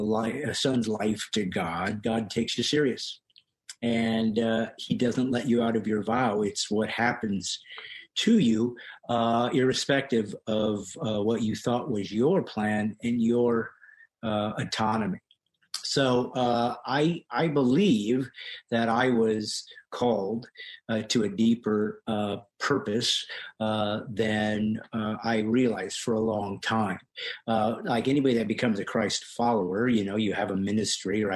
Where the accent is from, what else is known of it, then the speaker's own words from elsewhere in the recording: California, United States; also born or lived in Bremen, Indiana; we moved to California when I was young from Indiana, and at 9 years old in a Presbyterian church in Orange, California